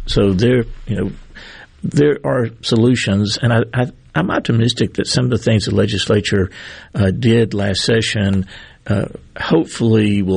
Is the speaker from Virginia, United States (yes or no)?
no; Greenville, Mississippi, United States; I grew up in Greenville, and I was the youngest child of low-income Delta workers